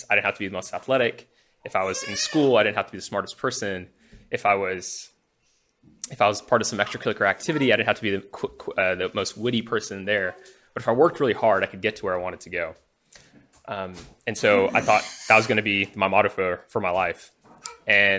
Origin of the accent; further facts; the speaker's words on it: Huntsville, Alabama, United States; moved away as an adult; also born or lived in India; now in Houston, United States; I grew up in Huntsville, Alabama